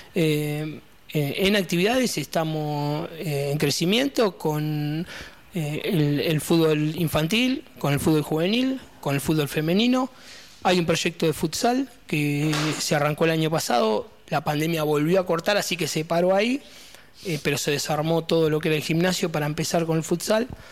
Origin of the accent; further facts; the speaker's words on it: Las Flores, Buenos Aires Province, Argentina; moved away as an adult; now in Verónica, Argentina; yo soy de La Flores, de la provincia de Buenos Aires